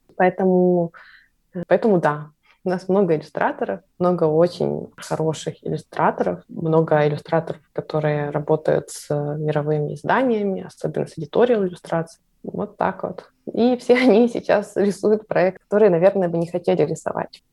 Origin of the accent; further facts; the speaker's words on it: Ukraine; now in Kyiv, Ukraine; я из Украины